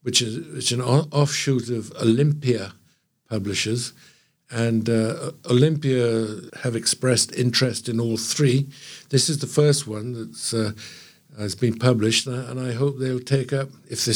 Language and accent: English; Trinidad & Tobago; now in England, United Kingdom; I grew up there in the West Indies and grew up in Trinidad